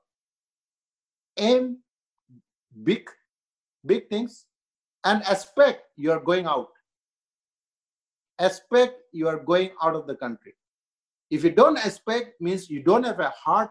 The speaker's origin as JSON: {"language": "English", "country": "India", "also_born_or_lived": "Northeast India", "said": "I'm Indian"}